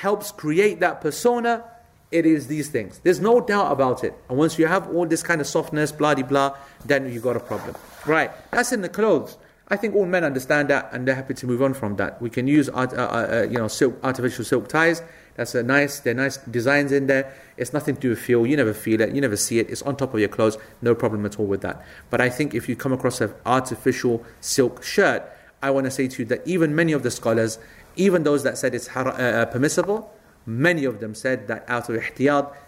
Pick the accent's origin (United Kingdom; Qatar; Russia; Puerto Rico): United Kingdom; Ilford, London; I was brought up on Ilford Bloody Lane